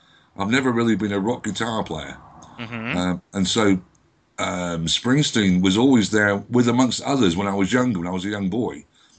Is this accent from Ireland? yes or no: no; England, United Kingdom; Good evening, all the way from England.